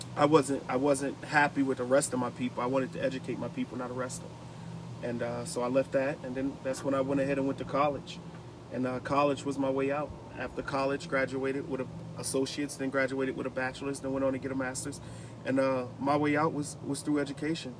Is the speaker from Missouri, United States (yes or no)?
no; Newark, New Jersey, United States; moved away; I'm originally from Newark, New Jersey.